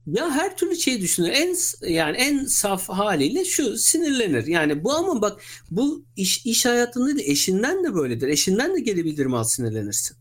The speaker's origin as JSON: {"language": "Turkish", "region": "Istanbul", "country": "Turkey", "tie": "born or raised there", "said": "1980'de İstanbul'da doğdum"}